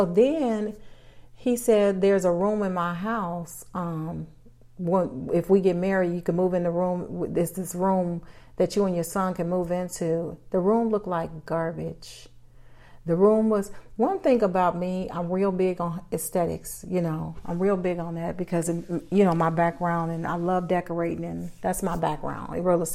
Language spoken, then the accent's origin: English; Chicago, Illinois, United States; I'm born and raised in Chicago